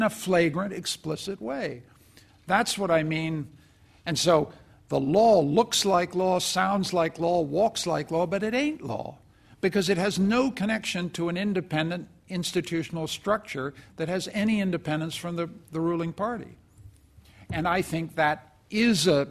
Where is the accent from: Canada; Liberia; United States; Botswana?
Canada; I'm a Canadian and I come from a perfect country